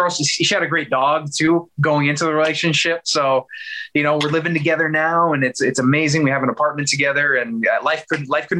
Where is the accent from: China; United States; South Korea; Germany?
United States; Los Angeles, California; also born or lived in Texas; I was born in Texas, but I'm a California kid. Like I lived in Texas for like 7 years, but I really, my childhood was spent in Los Angeles.